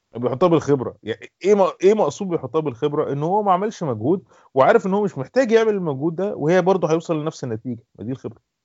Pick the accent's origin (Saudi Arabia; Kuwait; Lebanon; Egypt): Egypt; عندنا في مثلا في مصر